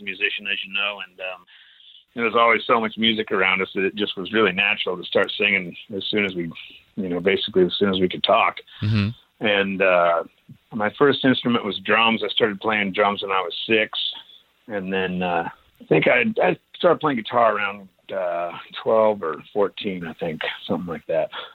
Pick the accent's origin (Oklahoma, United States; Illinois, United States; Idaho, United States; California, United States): Idaho, United States; mountains of; born or raised there